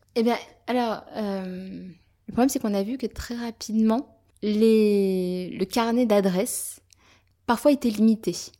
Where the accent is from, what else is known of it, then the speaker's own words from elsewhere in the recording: near Avignon, Provence-Alpes-Côte d'Azur, France; now in Paris, France; J'ai effectivement de la, famille là-bas, et puis surtout, je suis originaire de là-bas.